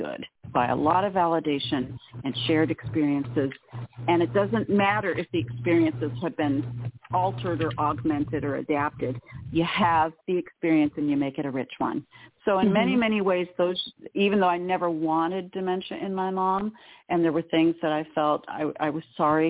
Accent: Southern California, United States; we grew up in SoCal in the 70s, which was hot as blazes

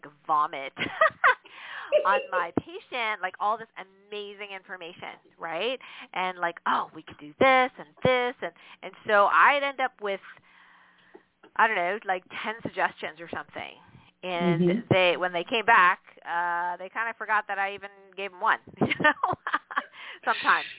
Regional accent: Canada; I'm Canadian

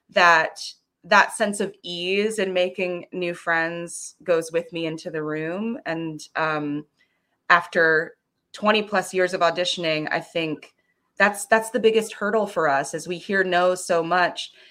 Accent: Florida, United States; also born or lived in Frankfurt / California; i was born in um, west germany in frankfurt on us air force base we moved to florida where um, we spent a significant amount of time and then we moved out to California for a while.

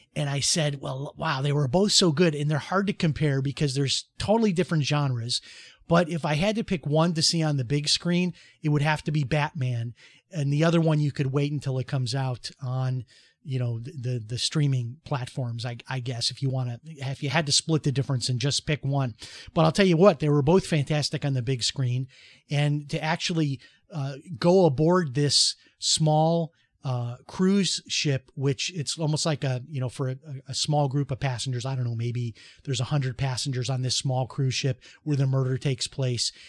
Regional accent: Chicago, Illinois, United States; moved away as an adult; also born or lived in Dallas, Texas; now in Florida, United States; when I was growing up in Chicago

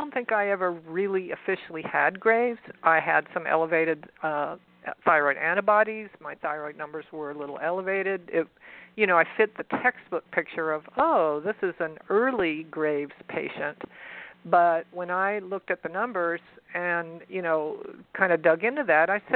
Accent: San Antonio, Texas, United States; accent: southern; San Antonio, actually. Born and bred.

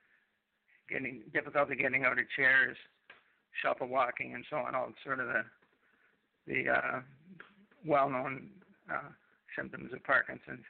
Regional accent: Canada; also born or lived in Manitoulin Island, Ontario; I'm a Canadian

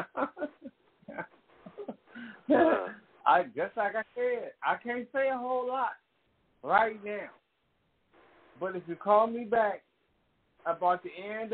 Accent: Oakland, California, United States; being from East Oakland

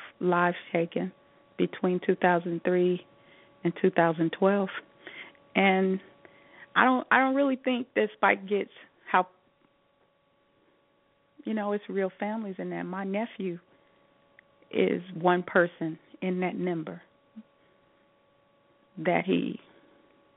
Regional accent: Chicago, Illinois, United States; I'm a Chicagoan

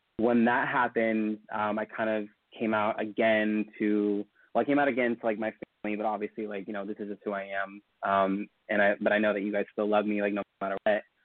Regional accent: Elk Grove, California, United States; I am originally from a suburb of Sacramento called Elk Grove

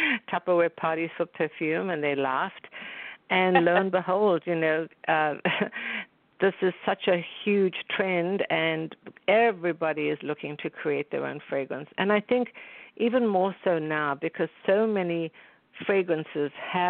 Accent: South Africa; moved away; growing up in South Africa

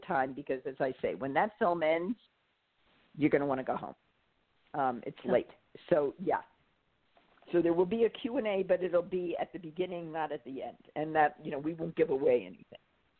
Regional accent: New York City, New York, United States; moved away; I grew up in Manhattan and we didn't have drive-ins when I was growing up.

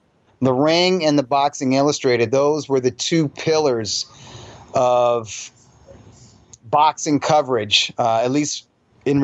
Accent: Columbus, Ohio, United States; also born or lived in Springfield, Missouri; No, actually, so the 70s was in Columbus, Ohio.

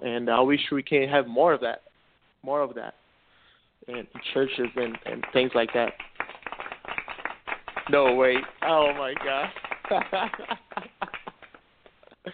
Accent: Brazil; first language Portuguese; English is a second language; now in Orlando, United States; I was born in Brazil, so I learned Portuguese. That's my first language, okay?

